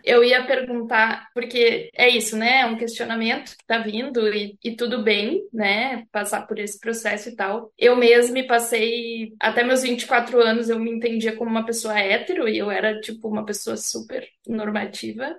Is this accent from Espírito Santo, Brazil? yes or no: no; Santa Catarina, Brazil; na verdade eu sou natural de Santa Catarina, mas eu sou uhum. do meio oeste assim, então é mais para dentro do estado